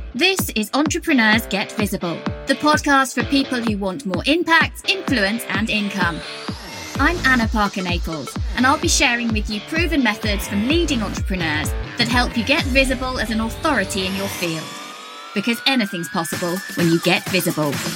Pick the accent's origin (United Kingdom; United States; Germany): United Kingdom; accent: British; my British accent